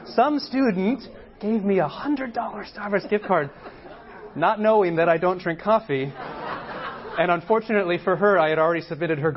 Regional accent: San Diego, California, United States; moved away as an adult; also born or lived in Boston; I grew up in San Diego, right? So I'm not far from here, San Diego

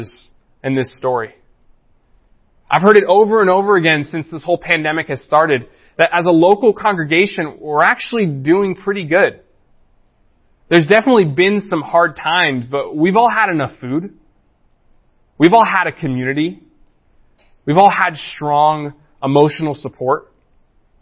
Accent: United States; as American Christians

